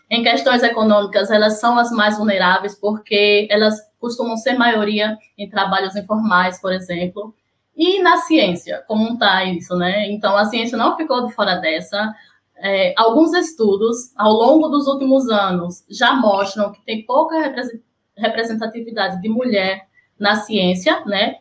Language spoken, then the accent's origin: Portuguese; Sergipe, Brazil; now in Recife, Brazil; sou sergipana, mas moro em Recife